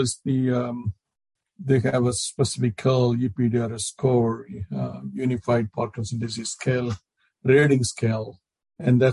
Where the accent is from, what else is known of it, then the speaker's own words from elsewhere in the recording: India; moved away as an adult; now in United States; when I grew up and back in India